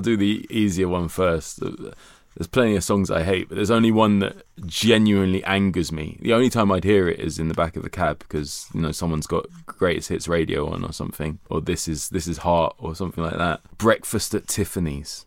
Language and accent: English; London, United Kingdom; being a Londoner